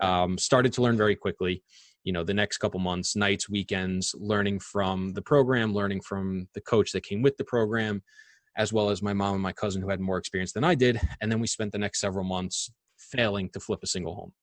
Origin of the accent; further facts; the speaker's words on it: Long Island, New York, United States; I'm born and raised in Long Island.